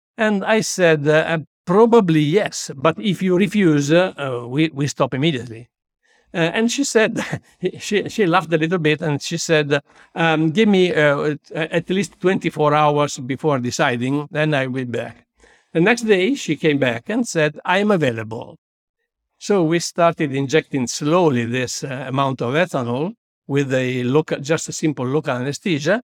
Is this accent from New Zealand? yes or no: no; Busto Arsizio, Lombardy, Italy; also born or lived in Milan; I was born in Bustos, Sitio, a small town twenty-five kilometers far from Milan, near Malpensa Airport